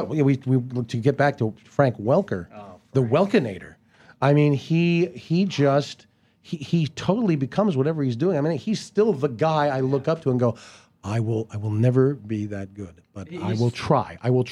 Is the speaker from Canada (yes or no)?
yes; Canada; But I do, because I'm Canadian. And we all help each other there.